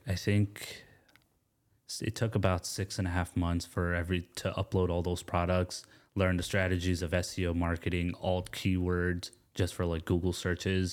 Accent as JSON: {"language": "English", "town": "Atlanta", "region": "Georgia", "country": "United States", "tie": "born or raised there", "also_born_or_lived": "Gastonia, North Carolina", "said": "I was born in Gastonia, North Carolina, um, raised in Atlanta, and my father's from India, my mom's from Pakistan"}